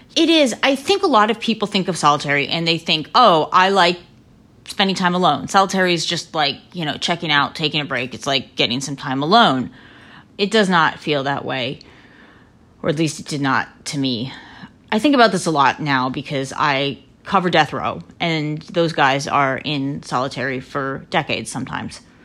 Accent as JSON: {"language": "English", "town": "Lancaster", "region": "Pennsylvania", "country": "United States", "tie": "born or raised there", "said": "I grew up in Lancaster, Pennsylvania, in the heart of Amish country"}